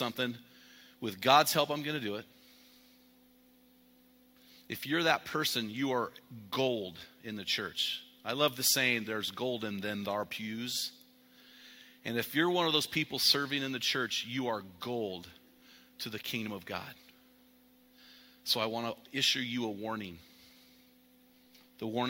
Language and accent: English; the West, United States; So I'm from the West